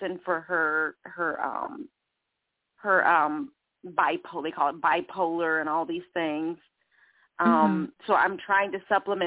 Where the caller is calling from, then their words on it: Charlotte, North Carolina, United States; I'm calling from Charlotte